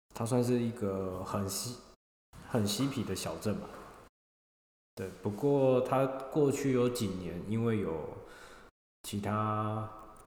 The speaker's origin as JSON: {"language": "Chinese", "country": "Taiwan", "moved": "as an adult", "lives_now": "Australia", "said": "我是来自台湾的"}